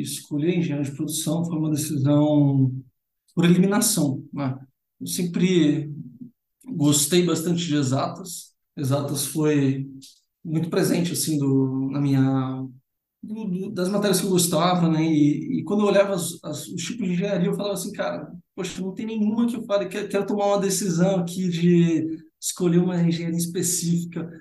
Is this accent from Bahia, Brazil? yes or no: no; São Paulo, Brazil; also born or lived in São Carlos; Então, eu sou nascido em São Paulo, né? São Paulo capital, então sou paulistano.